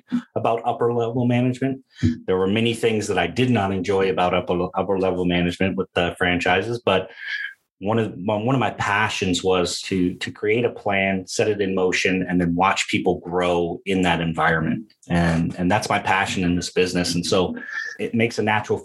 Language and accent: English; Detroit, Michigan, United States; now in Atlanta, United States; I'm originally from Michigan, lived in Detroit for quite a while